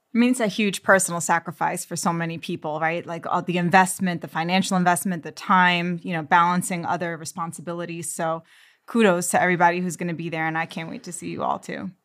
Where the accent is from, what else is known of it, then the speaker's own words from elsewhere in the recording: New York City, New York, United States; I'm from Queens, New York